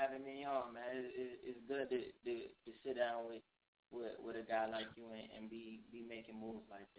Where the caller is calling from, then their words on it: Richmond, Virginia, United States; I'm calling straight from Richmond, Virginia, live in the heart of the city. 804, we here.